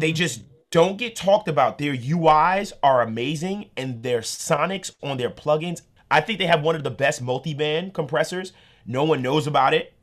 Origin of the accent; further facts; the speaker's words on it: New York, United States; I'm from New York